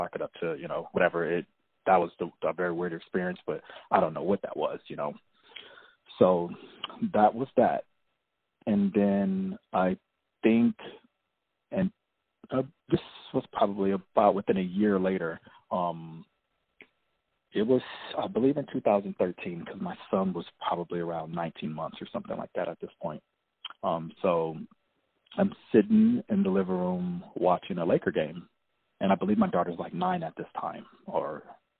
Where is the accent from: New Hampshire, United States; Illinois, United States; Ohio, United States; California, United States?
California, United States; Los Angeles; I'm from the Los Angeles area of California